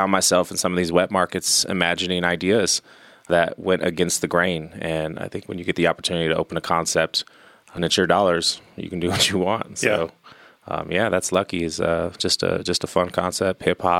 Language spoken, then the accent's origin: English; San Francisco, California, United States; now in Colorado Springs, United States; myself growing up in San Francisco